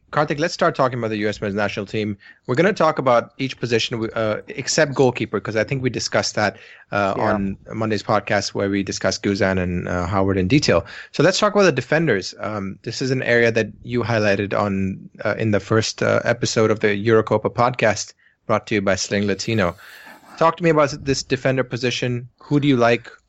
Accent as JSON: {"language": "English", "country": "India", "moved": "yes", "lives_now": "United States", "said": "I'm still I'm still Indian"}